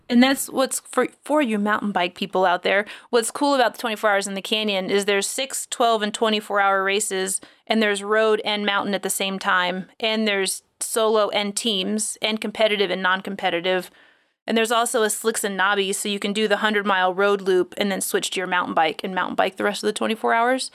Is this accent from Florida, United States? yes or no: yes; Florida, United States; I'm from Florida.